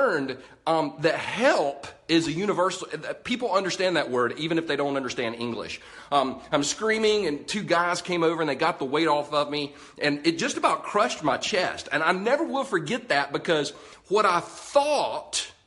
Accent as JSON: {"language": "English", "country": "United States", "said": "I'm an American"}